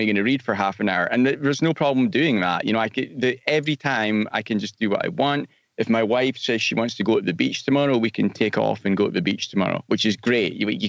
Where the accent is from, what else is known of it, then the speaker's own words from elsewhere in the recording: Scotland, United Kingdom; moved away; Yeah, I'm from Scotland originally, but I've been gone for a long time, so my accent's a bit strange now.